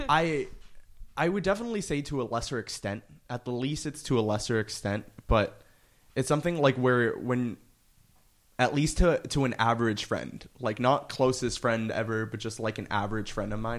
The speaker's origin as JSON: {"language": "English", "town": "Miami", "region": "Florida", "country": "United States", "moved": "as an adult", "lives_now": "New York, United States", "said": "I'm originally from Miami, Florida"}